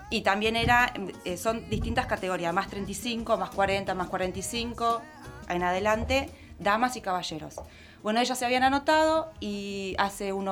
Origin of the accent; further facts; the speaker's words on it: Villa Carlos Paz, Córdoba, Argentina; moved away; Yo soy de Córdoba, de Carlos Paz, y bueno, me vine a vivir hace 20 años.